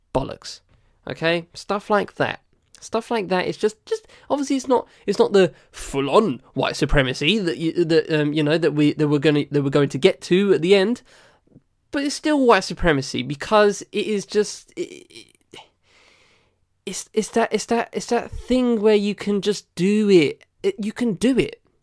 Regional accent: United Kingdom; I'm British

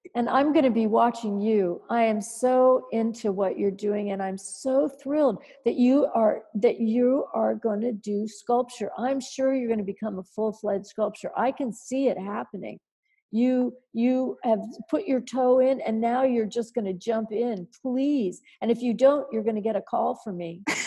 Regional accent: Dayton, Ohio, United States; moved away as an adult; now in New York, United States; I'm from Dayton, Ohio

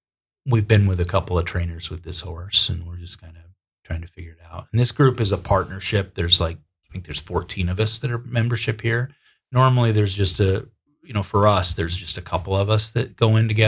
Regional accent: upstate New York, United States; moved away; I like traveling back to my hometown. And it's a little dinky town in upstate New York

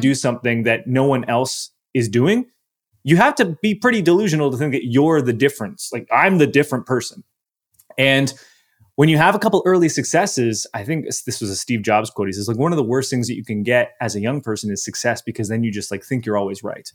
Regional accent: Canada; I'm Canadian, so we didn't have A O L Messenger. We had something, we had M S N Messenger in my country.

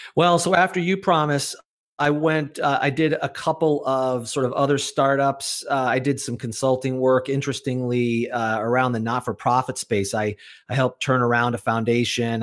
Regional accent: Chicago, Illinois, United States; moved away as an adult; now in Massachusetts, United States; I was born in Chicago, Illinois

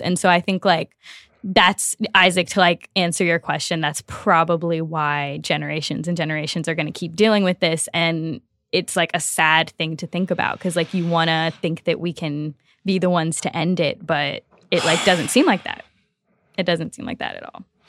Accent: Louisiana, United States; I am from Louisiana

